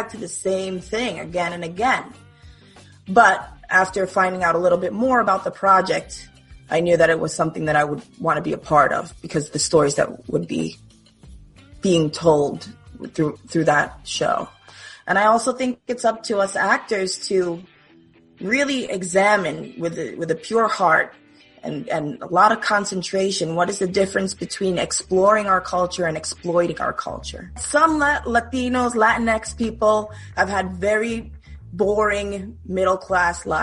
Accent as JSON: {"language": "English", "town": "New York City", "region": "New York", "country": "United States", "tie": "born or raised there", "said": "born and raised in Brooklyn, New York"}